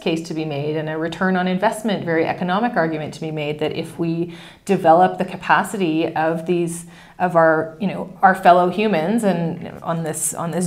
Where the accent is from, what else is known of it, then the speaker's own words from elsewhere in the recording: Canada; being a Canadian